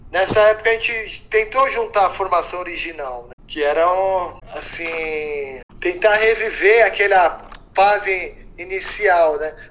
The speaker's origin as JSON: {"language": "Portuguese", "region": "São Paulo", "country": "Brazil", "said": "a gente mora do outro lado do rio, a gente é periferia, a gente é paulistano, mas a gente é periferia"}